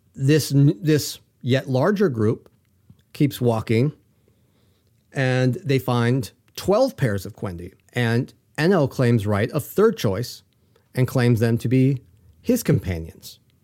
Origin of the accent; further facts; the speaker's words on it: United States; I'm an American